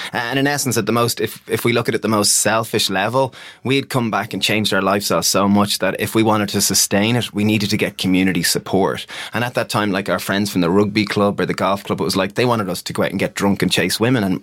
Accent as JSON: {"language": "English", "country": "Ireland", "tie": "born or raised there", "said": "we grew up in Ireland eating the standard meat and two veg diet"}